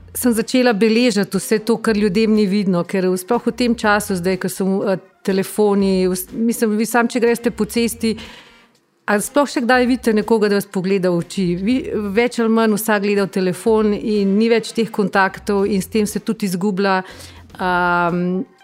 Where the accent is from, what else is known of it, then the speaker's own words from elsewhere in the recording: Bistrica pri Tržiču, Upper Carniola, Slovenia; moved away as an adult; now in Belgrade, Serbia; sem iz Bistrice pri Tržiču